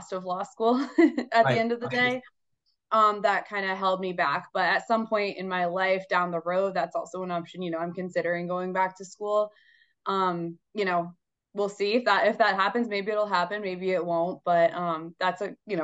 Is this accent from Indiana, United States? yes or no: no; Boston, Massachusetts, United States; I'm from Boston, Mass. Grew up in the Boston area. I've lived in Boston my entire life.